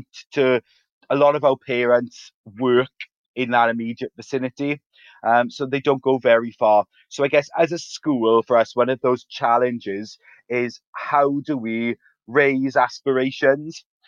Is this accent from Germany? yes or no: no; Ferndale, Wales, United Kingdom; our school is situated in a little town called Ferndale, which is in South Wales in the UK. And I guess what's really special for me about working in that area is that I grew up there as well